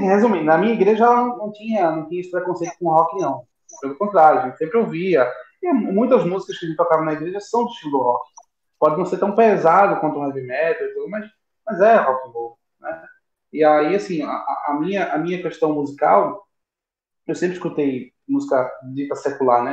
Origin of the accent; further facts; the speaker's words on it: Recife, Pernambuco, Brazil; aqui em Recife, né? é a minha terrinha